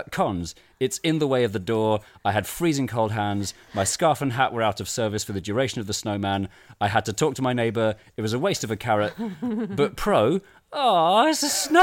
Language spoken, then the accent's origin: English; London, United Kingdom; I was born in 1984 in London